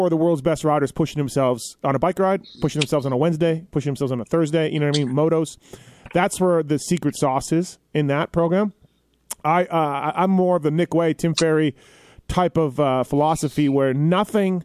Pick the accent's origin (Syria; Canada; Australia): Canada; I'm Canadian